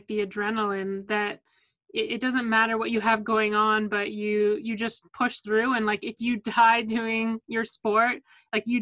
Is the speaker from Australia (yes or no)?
no; Vancouver, British Columbia, Canada; also born or lived in New Jersey; We were born and raised in Vancouver.